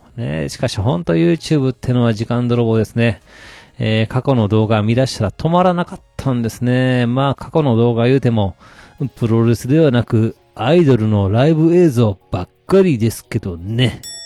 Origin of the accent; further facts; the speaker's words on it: Kansai, Japan; 私、関西人なんでしょうか